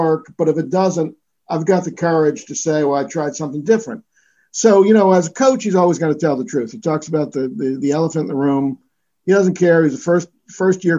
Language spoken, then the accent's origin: English; Philadelphia, Pennsylvania, United States; I'm a Philadelphian